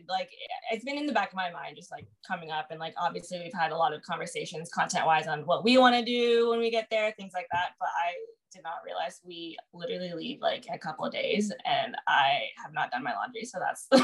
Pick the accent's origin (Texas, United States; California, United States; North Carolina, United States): Texas, United States; Houston; born or raised there